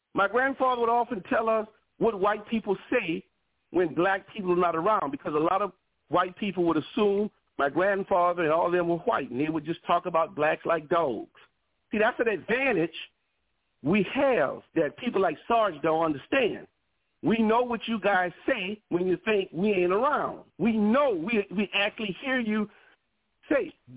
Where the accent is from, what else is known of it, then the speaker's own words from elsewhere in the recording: New Orleans, Louisiana, United States; I'm from New Orleans, Louisiana. My family has been in this